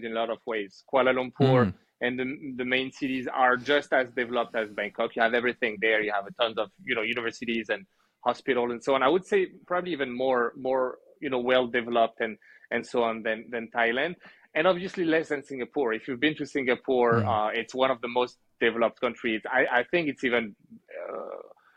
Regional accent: Lyon, Auvergne-Rhône-Alpes, France; accent: French; moved away as an adult; also born or lived in Montreal, Canada / Algeria / Canada / Kuwait; now in Malaysia; when I was about 7, we moved to France. Since we had our, you know, my grandparents there and some family there, a quarter of my family actually is there. And I spent 18 years of my life in France, in Lyon

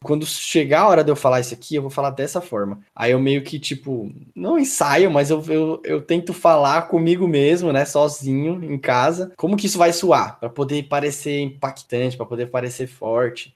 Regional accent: São Paulo, Brazil; sou morador de periferia. Eu vim da Zona Sul de São Paulo, é uma região é, do Grajaú, uma região bem periférica. Estudei em escola pública

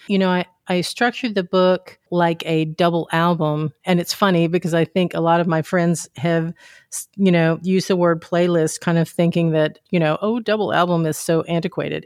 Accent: Deep South, United States; I grew up in the Deep South

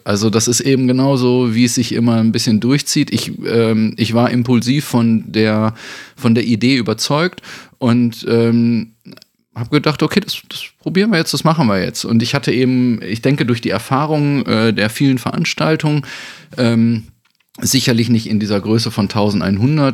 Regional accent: Bünde, North Rhine-Westphalia, Germany; moved away; war ich dann natürlich auch wieder ganz fest in Bünde zurück, ohne dass ich es irgendwie so geplant hatte oder dass es äh, klar für mich war, sondern hier war irgendwie das Projekt in meiner Heimatstadt

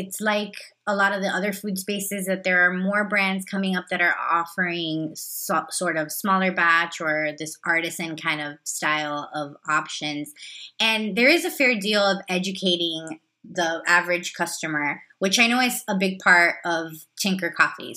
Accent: Miami, Florida, United States; I grew up in Miami. I still live here in Miami

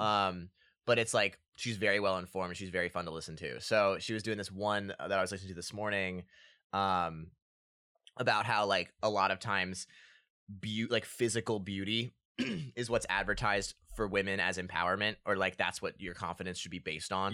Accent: Annapolis, Maryland, United States; we're from Annapolis, and my mom worked for the festival for a little bit

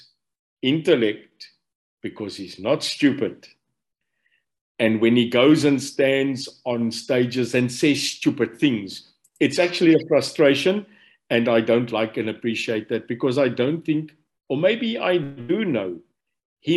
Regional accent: Stellenbosch, Western Cape, South Africa; I was born in Stellenbosch. Ek's 'n boertjie, so ek moes eintlik 'n plaasboer geraak het daar by Lyndorp in Stellenbosch

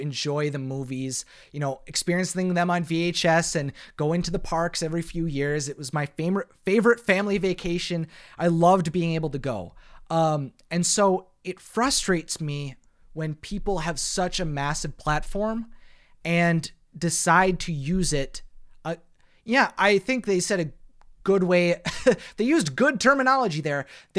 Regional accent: Florida, United States; So I'm not too surprised that growing up in the Central Florida area

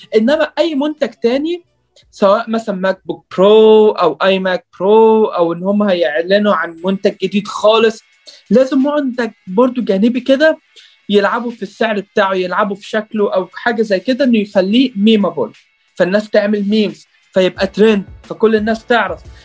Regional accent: Egypt; also born or lived in Riyadh, Saudi Arabia; انا اتولدت في السعوديه في الرياض وقعدت ست سنين هناك بعد كده جيت مصر

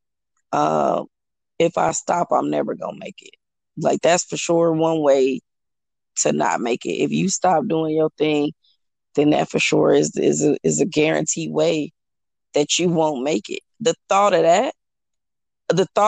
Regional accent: Omaha, Nebraska, United States; now in Houston, United States; I'm originally from Omaha. And so that's where my whole family is. I live here in Houston.

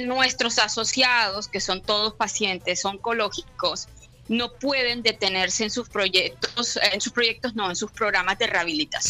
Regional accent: Barranquilla, Atlántico, Colombia; moved away as an adult; now in Bologna, Italy; Yo me fui de Barranquilla hace 19 años

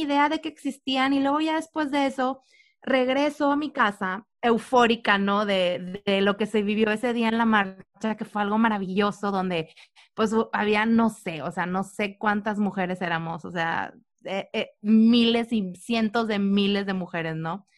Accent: Reynosa, Tamaulipas, Mexico; sabemos que somos de Reynosa

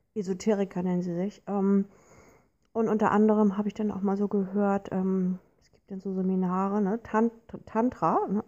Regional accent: Hamburg, Germany; Ich komme nun hier aus Hamburg

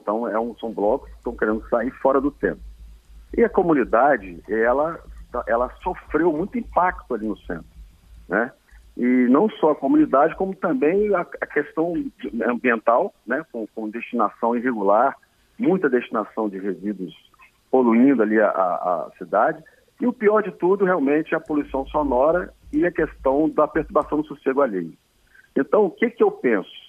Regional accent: Vitória, Espírito Santo, Brazil; Eu nasci em Santo Antônio

